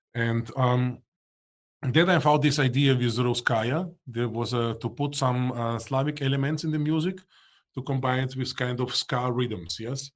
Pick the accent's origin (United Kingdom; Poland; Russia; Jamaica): Russia; English is a second language; now in Austria; I was born in Soviet Union, Russia. I have still my parents in Moscow